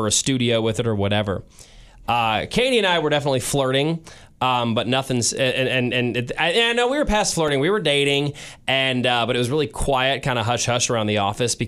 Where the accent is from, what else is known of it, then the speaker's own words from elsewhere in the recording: St. Louis, Missouri, United States; I was born and raised in St. Louis